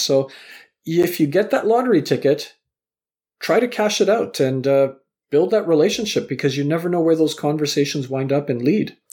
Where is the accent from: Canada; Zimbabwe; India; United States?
Canada; Vancouver, British Columbia; also born or lived in Southampton, England; I was born in England, raised in Canada